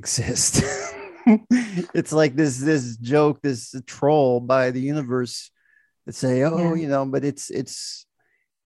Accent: Downey, California, United States; moved away as an adult; now in China; I was born in Downey, California, LA County

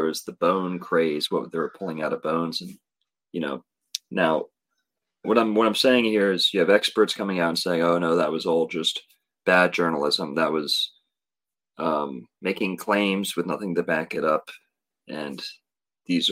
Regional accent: Florida, United States; growing up in Florida, flat

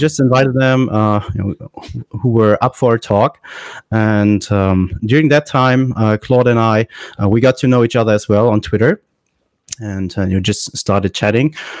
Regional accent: Germany; I'm from Germany

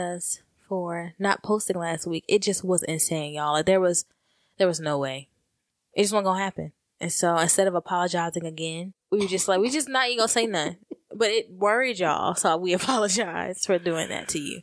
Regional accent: Atlanta, Georgia, United States; And we're from Atlanta, y'all. We're from Atlanta. We live in Atlanta

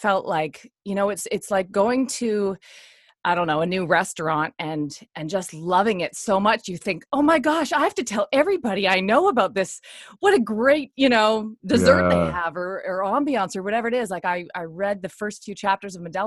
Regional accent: Nanaimo, British Columbia, Canada; I was born in Nanaimo, which is where Sid lived at the time.

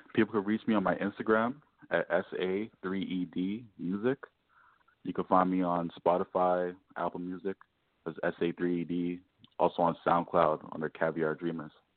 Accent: Toronto, Ontario, Canada; I'm from Toronto

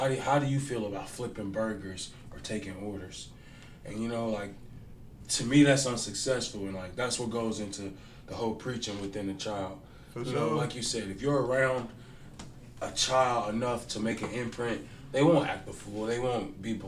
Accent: Covington, Kentucky, United States; also born or lived in Bond Hill, Cincinnati; I grew up in a little town called Covington. Kentucky

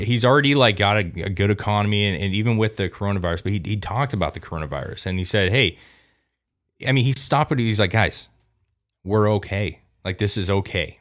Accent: United States; as an American

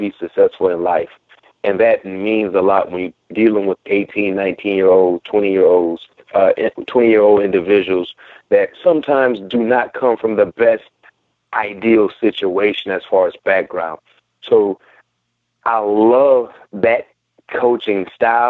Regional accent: Hollywood, Florida, United States; I'm from Hollywood.

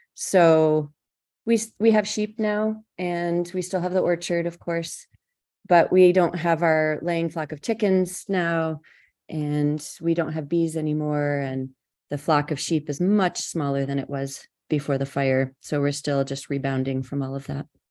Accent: Madison County, New York, United States; I grew up in Madison County, New York, so I was surrounded by farms

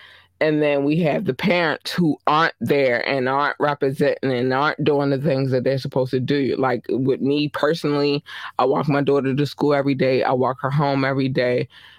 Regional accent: Baltimore, Maryland, United States; I'm from Baltimore, Maryland. I represent to the day I die, right?

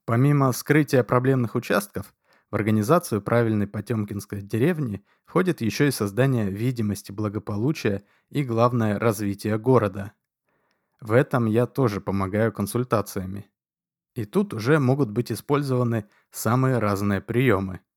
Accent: Moscow, Russia; я москвич. Коренной москвич из семи советских партийных функционеров.

